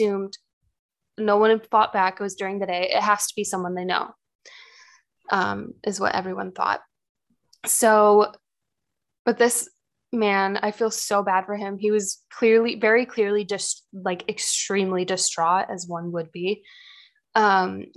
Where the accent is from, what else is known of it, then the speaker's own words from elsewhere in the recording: United States; I'm American